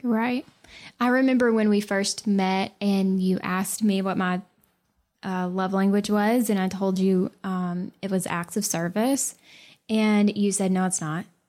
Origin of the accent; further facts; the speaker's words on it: the South, United States; I'm from the South